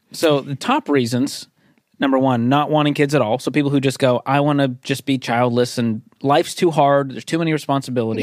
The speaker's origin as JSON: {"language": "English", "town": "Boston", "region": "Massachusetts", "country": "United States", "said": "I'm from Boston."}